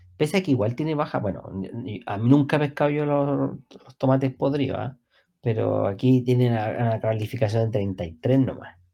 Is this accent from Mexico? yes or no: no; Chile; como soy chileno